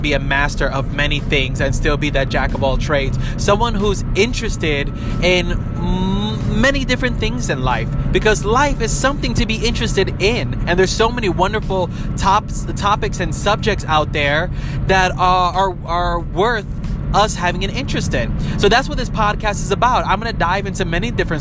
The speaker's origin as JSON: {"language": "English", "town": "New York City", "region": "New York", "country": "United States", "tie": "born or raised there", "said": "I was born and raised in New York City."}